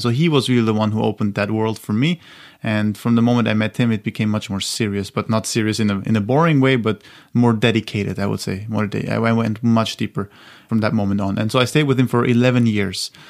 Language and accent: English; Austria; my hometown in Austria